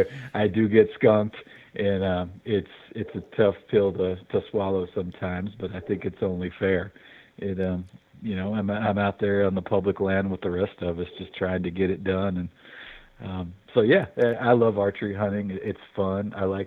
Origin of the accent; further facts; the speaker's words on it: Fairhope, Alabama, United States; moved away as an adult; now in Missoula, United States; So I grew up in Alabama.